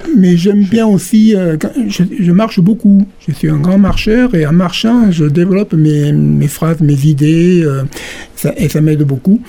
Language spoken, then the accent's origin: French; Calvisson, Occitania, France; now in Béziers, France; je suis originaire de Calvisson